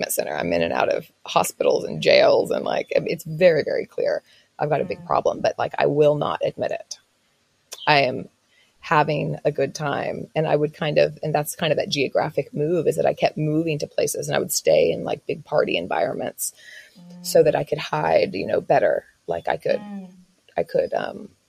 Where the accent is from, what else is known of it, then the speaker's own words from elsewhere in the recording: Oklahoma, United States; now in Australia; I was raised in Oklahoma, which is very Christian, very conservative